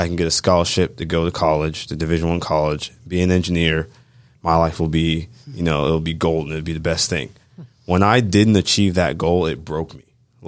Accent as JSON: {"language": "English", "region": "Georgia", "country": "United States", "tie": "born or raised there", "said": "Yeah, so I am a straight from Bartow County, you know, completely raised in town."}